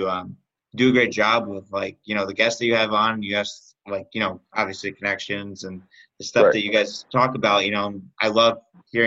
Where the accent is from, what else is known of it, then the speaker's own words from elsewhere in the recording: Rhode Island, United States; I'm actually from Rhode Island, and URI is like down the street from where I am